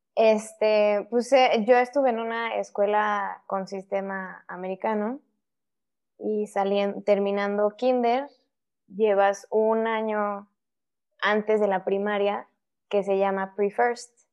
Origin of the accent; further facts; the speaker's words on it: Querétaro, Mexico; moved away as an adult; also born or lived in Mexico City; now in Monterrey, Mexico; Nací en la Ciudad de México, me fui a vivir a, Querétaro cuando yo tenía dos años y ya ahí estuve hasta que me casé